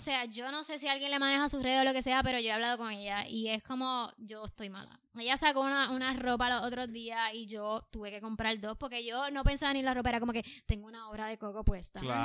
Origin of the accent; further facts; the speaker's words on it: Puerto Rico; es mi primera vez en Nueva York, soy de Puerto Rico